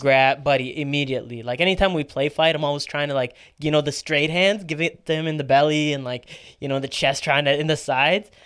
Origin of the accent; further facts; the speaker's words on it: Canada; We grew up in Canada.